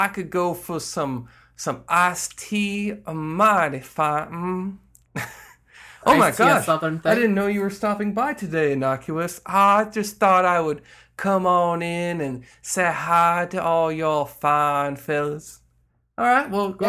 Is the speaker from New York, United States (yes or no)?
yes; New York, United States; "But I'm from New York." "Oh, say with a Brooklyn accent."